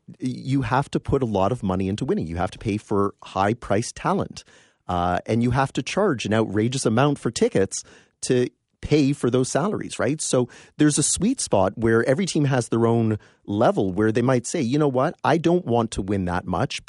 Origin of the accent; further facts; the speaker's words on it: London, Ontario, Canada; also born or lived in Windsor; And moved to London when I was four. And so I'm very familiar with half the city is split between Toronto and Detroit, right?